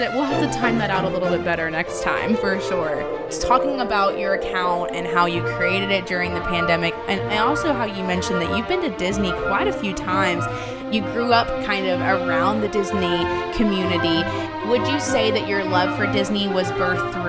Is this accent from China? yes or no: no; England, United Kingdom; now in United States; I grew up in England